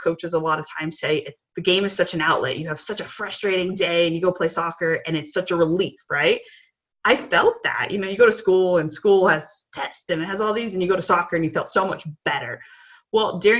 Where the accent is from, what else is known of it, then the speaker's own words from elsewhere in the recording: Chicago, Illinois, United States; I grew up in Chicago